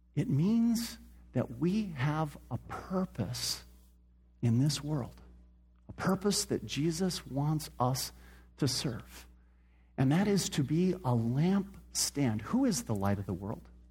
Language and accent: English; Phoenix, Arizona, United States; I grew up here in Phoenix